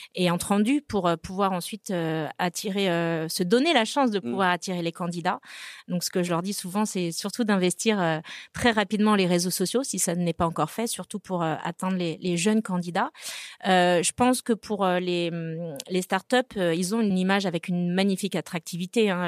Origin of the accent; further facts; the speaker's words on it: Brittany, France; moved away; also born or lived in Rennes; Je suis bretonne